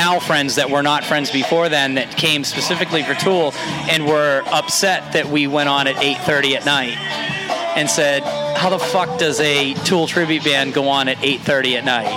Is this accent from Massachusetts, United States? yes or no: yes; Foxborough, Massachusetts, United States; We're from, we grew up in Foxborough, the three of us